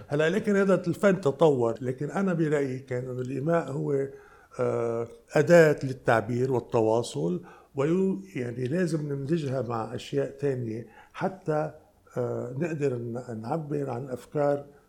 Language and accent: Arabic; Lebanon; انا جاي من لبنان